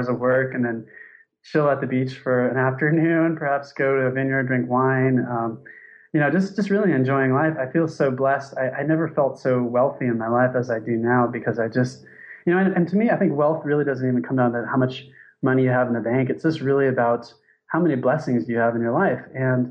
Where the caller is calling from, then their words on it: Thailand; So I'm calling from Thailand.